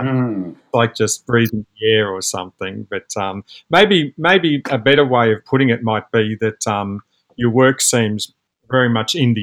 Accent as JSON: {"language": "English", "country": "Australia", "said": "as an Australian"}